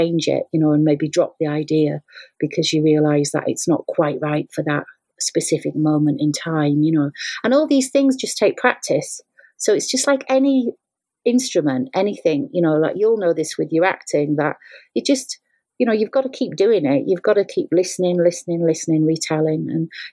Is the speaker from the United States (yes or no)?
no; England, United Kingdom; accent: English; moved away; also born or lived in Scotland; I've got an English accent, I'm not Scottish